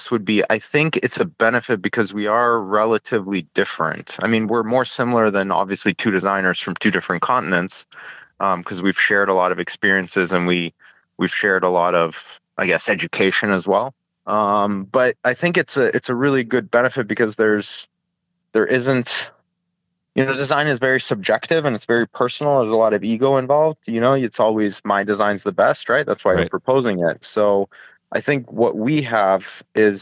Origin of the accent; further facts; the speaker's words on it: Halifax, Nova Scotia, Canada; also born or lived in Ukraine; now in California, United States; we grew up in a very small city. It was Halifax, Nova Scotia, East Coast, sort of northeast of Boston